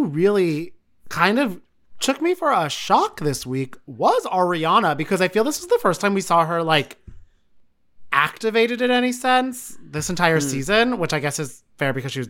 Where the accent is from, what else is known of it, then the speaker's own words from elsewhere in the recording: New Jersey, United States; I'm from Jersey. All my favorite things are in strip malls.